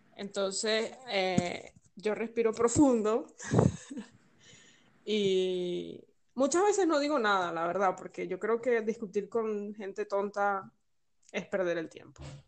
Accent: Venezuela; moved away as an adult; now in Valencia, Spain; yo soy venezolana y el país es mío

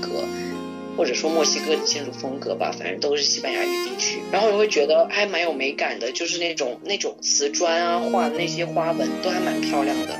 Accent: Guilin, Guangxi, China; 我是桂林人，然后他就开始跟我聊桂林话

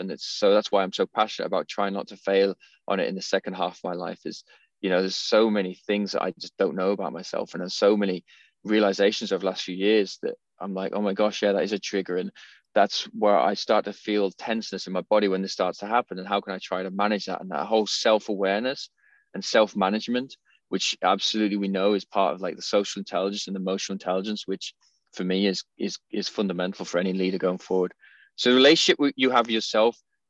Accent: England, United Kingdom; I'm from England, I'm a cup of tea guy

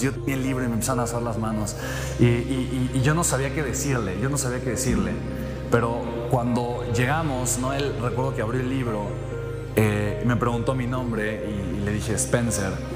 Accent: Mexico; soy mexicano

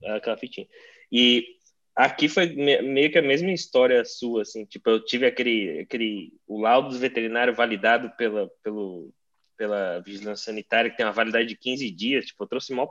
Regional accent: Brazil; now in United States; eu fui para meu país de origem para poder visitar minha família

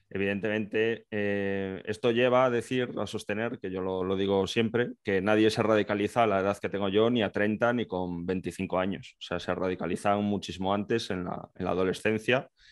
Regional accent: Galicia, Spain; moved away; yo soy gallego, actualmente estoy en el ejército

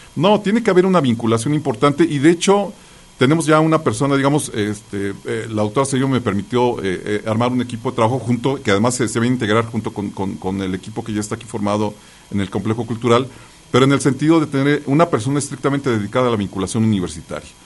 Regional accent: Mexico City, Mexico; yo nací en la Ciudad de México, y entonces iba a un kinder, a un preescolar ahí este, en el Jardín Balbuena

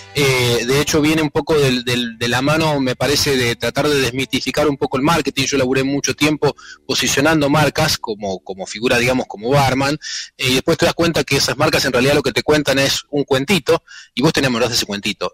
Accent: Sarasa, Buenos Aires, Argentina; now in Rosario, Argentina; yo soy de Sarasa

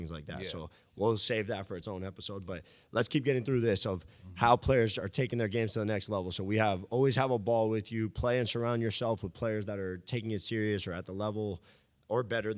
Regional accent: Miami, Florida, United States; It was Dwayne Wade. I grew up in Miami.

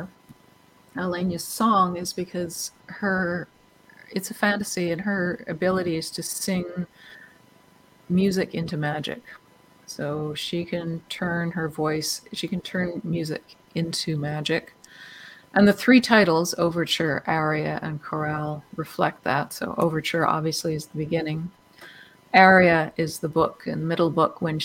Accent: Canada; also born or lived in London, United Kingdom / Vancouver, Canada; being Canadian, you know, we could at least get by in French

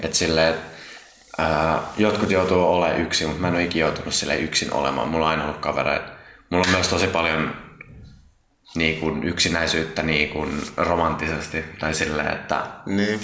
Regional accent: Vantaa, Uusimaa, Finland; also born or lived in Tapulikaupunki, Helsinki; mä tuun Vantaan Tiksistä

